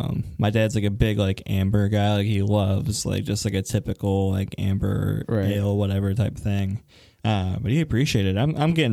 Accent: Cleveland, Ohio, United States; moved away; I grew up in Cleveland

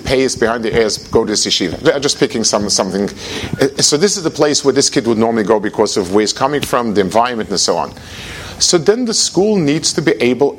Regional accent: United States; I'm from America

